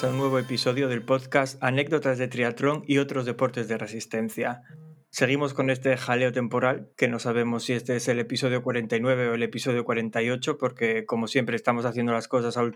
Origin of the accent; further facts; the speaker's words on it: Asturias, Spain; Berto y yo somos los dos asturianos